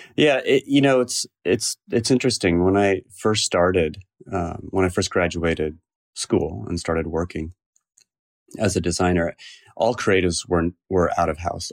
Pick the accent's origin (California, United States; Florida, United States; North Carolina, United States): California, United States; Cupertino; also born or lived in San Francisco; I grew up in the South Bay in Cupertino, California